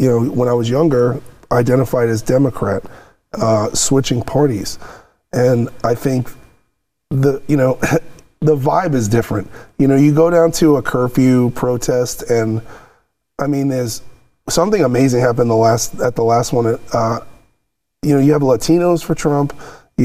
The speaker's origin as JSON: {"language": "English", "town": "New York City", "region": "New York", "country": "United States", "moved": "yes", "lives_now": "Los Angeles, United States", "said": "I'm from New York City. I've lived in LA for 15 years"}